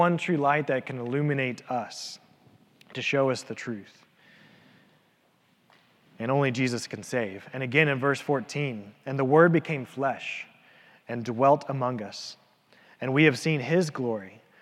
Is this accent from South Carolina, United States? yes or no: no; Elizabethton, Tennessee, United States; growing up in the church, growing up in Elizabethan